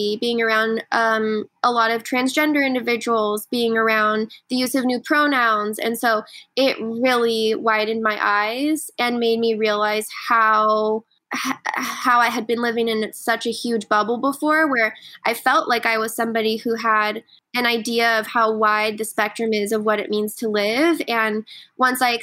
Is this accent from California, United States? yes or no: yes; Laguna Beach, California, United States; growing up in Laguna was really interesting